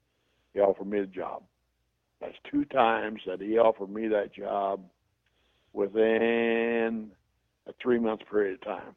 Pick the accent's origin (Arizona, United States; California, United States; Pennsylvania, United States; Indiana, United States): Indiana, United States; Terre Haute; I was from Terre Haute